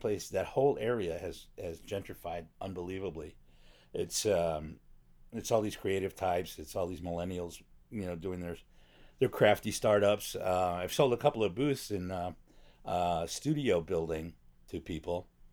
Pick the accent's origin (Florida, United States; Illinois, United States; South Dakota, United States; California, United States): Illinois, United States; Chicago; moved away as an adult; also born or lived in New York; now in Los Angeles, United States; I was in the top ten percent of my class in a magnet school in Chicago